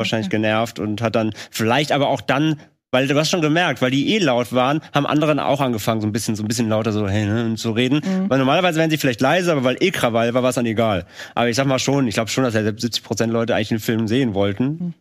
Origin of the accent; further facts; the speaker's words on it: Rhineland, Germany; in unserem kleinen, äh, Kleinstadtkino in meiner Heimat in, im Rheinland